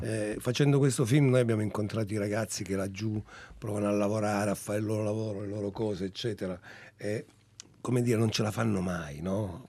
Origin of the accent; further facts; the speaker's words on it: Calabria, Italy; moved away; io anche quando ero piccolo in Calabria